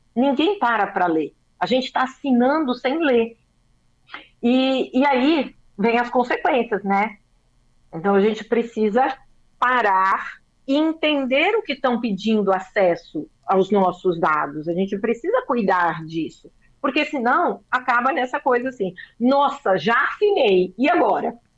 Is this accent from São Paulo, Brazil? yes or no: yes; São Paulo, Brazil; Eu sou paulista